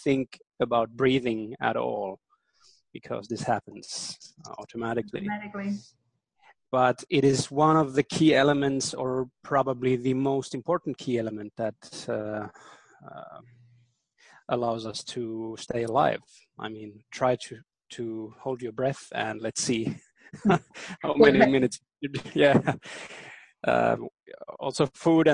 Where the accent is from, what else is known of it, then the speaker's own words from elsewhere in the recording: Berlin, Germany; first language German; English is a second language; I was born and raised in Berlin, actually, in Germany.